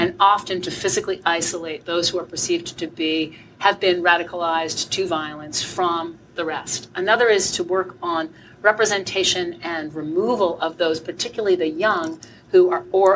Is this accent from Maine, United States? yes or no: yes; southern coastal Maine, United States; I'm from the great state of Maine